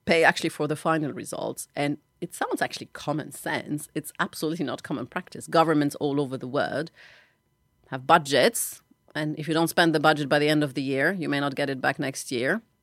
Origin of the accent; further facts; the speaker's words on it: Tunisia; She assumed, maybe because I'm from Arab country, maybe because I'm a woman, maybe because I looked younger, that I couldn't be the cabinet minister that is invited for lunch.